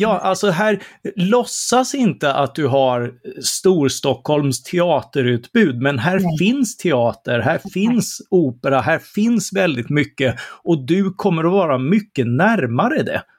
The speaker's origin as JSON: {"language": "Swedish", "town": "Karlskrona", "region": "Blekinge", "country": "Sweden", "tie": "born or raised there", "moved": "yes", "said": "Karlskrona där jag är uppvuxen och har kvar mina föräldrar"}